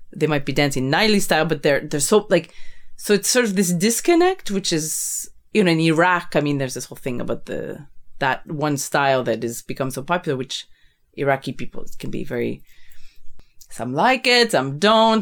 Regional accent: Canada; I'm this Canadian woman

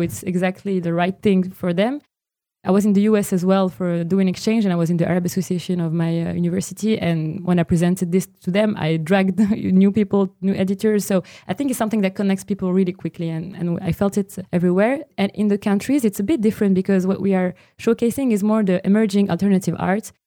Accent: Morocco; moved away; now Morocco is still my home country

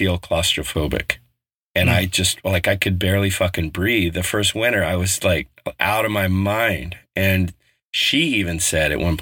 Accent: Colorado, United States; moved away; also born or lived in Bay Area, California; growing up in Colorado, we were 45 minutes from Loveland

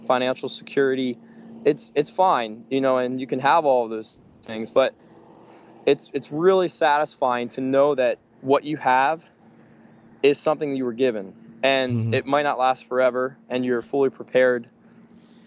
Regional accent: Pennsylvania, United States; I'm from Pennsylvania, so I'm on the other side of the country

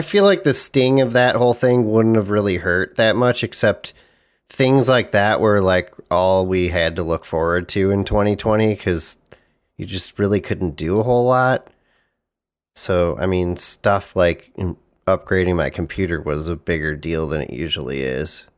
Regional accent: United States; as an American

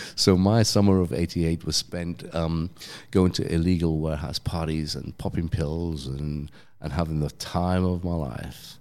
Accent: London, United Kingdom; accent: English; moved away; I'm from London

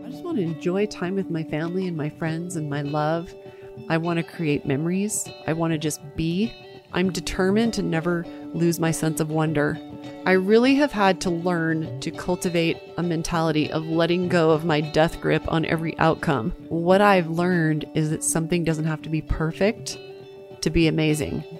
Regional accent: East Coast, United States; now in Park City, United States; I grew up in the East Coast

